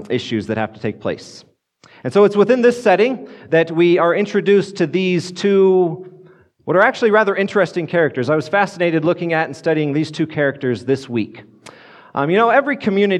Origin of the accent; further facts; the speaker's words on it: Grand Junction, Colorado, United States; now in Fort Collins, United States; I grew up over in Grand Junction